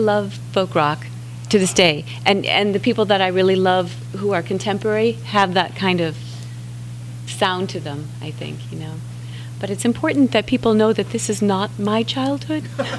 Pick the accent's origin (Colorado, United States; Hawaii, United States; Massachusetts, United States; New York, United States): Massachusetts, United States; Boston; now in San Diego, United States; I come from Boston.